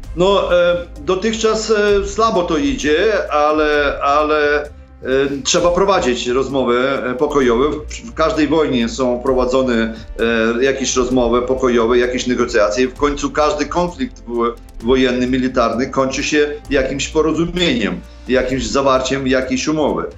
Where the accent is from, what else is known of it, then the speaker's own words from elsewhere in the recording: Sokal, Lviv Oblast, Ukraine; Polish is a second language; moved away as an adult; now in Poland; Pochodzę z zachodniej Ukrainy, z Sokala, koło Lwowa